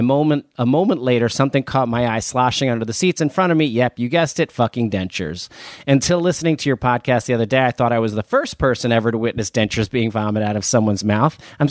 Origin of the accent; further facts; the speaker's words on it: New Jersey, United States; I am from New Jersey, but I have been lucky enough to have been traveled there a lot in my 20s